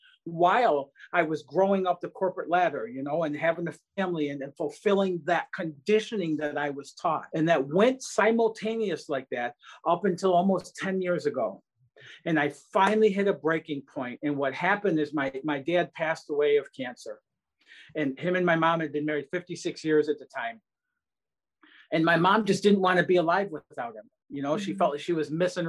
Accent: Detroit, Michigan, United States; growing up outside Detroit, Michigan

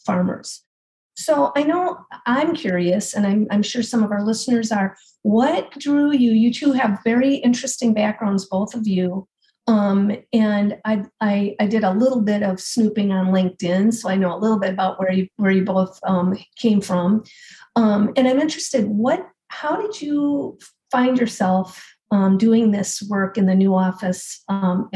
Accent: Hopkins, Minnesota, United States; I'm from Hopkins and, you know, didn't get much beyond that until high school.

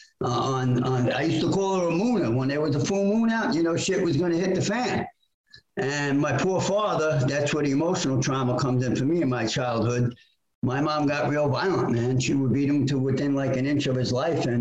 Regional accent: New York City, New York, United States; born and raised in Brooklyn, New York

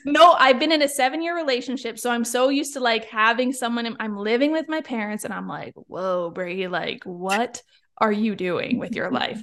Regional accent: Niagara Falls, Ontario, Canada; moved away; I'm from Niagara Falls, Ontario, Canada

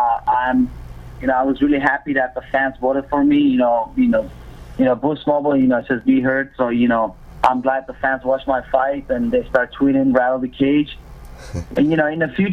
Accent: Moscow, Russia; also born or lived in Armenia (ancestry); now in United States; both my parents are Armenians. I was born and raised in Russia, Moscow, and I moved here.

